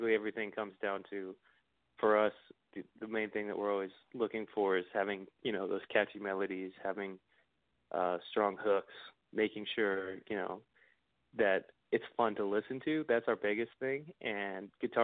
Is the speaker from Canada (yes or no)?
yes; Canada; as a Canadian